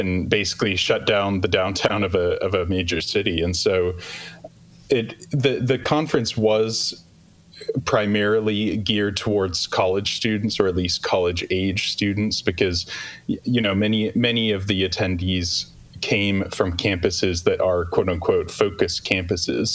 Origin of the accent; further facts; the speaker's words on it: St. Louis, Missouri, United States; here in my hometown of St. Louis